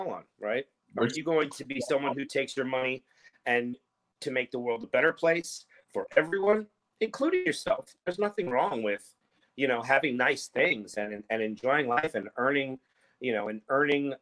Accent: Philadelphia, Pennsylvania, United States; moved away as an adult; also born or lived in New York City, United States; now in Los Angeles, United States; I grew up on the East Coast, and I moved down here to Los Angeles from Philadelphia

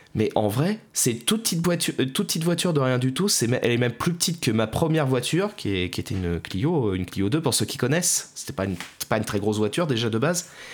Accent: France; chez nous en France

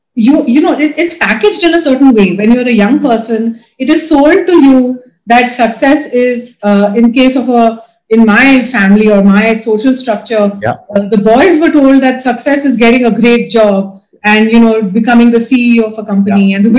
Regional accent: Dubai, United Arab Emirates; I was brought up in Dubai. So there was very little, religious or spiritual influence.

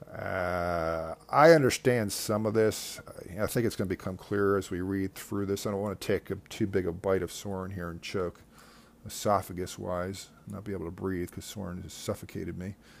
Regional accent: Devon, Pennsylvania, United States; also born or lived in Saint Louis, Missouri / West Virginia; I grew up close to Valley Forge Park

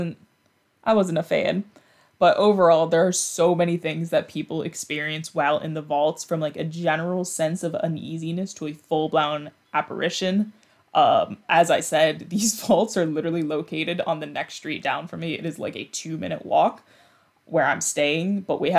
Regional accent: New York, United States; born and raised in New York

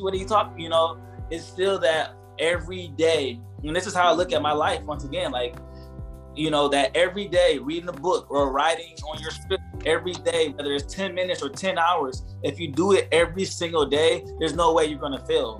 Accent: Ohio, United States; moved away; I'm from Ohio, so coming from that Midwest

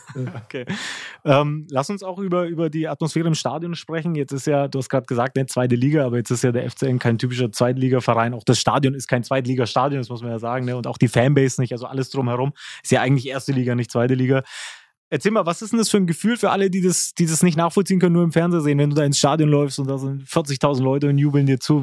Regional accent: Nuremberg, Bavaria, Germany; als Nürnberger

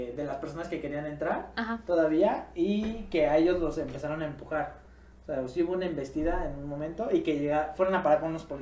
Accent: Mexico; yo creo que como típico mexicano

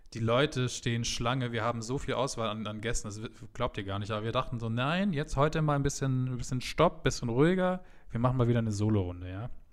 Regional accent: Munich, Bavaria, Germany; als Münchner

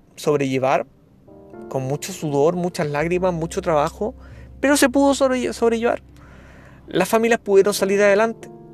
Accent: Chile; periodista de Chile con años de experiencia en sostenibilidad y comunicación social

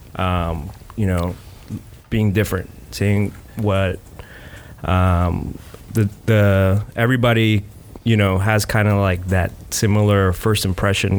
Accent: South Florida, United States; now in Gainesville, United States; I am from South Florida. Uh, I came here for school

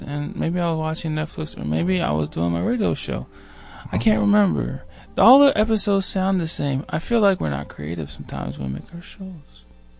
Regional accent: Oklahoma, United States; also born or lived in West Virginia; Oh, I was born in West Virginia. Then I moved to Oklahoma.

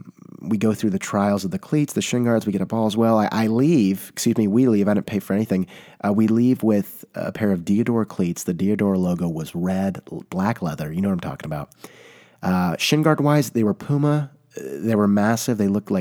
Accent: California, United States; I can say that I'm from the Bay Area. Not many, you know, people can do that, but it's a hot commodity all of a sudden.

